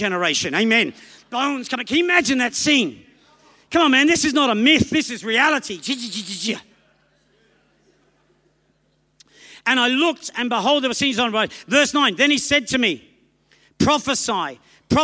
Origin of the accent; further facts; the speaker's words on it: Australia; also born or lived in England; I was born in England, raised in Australia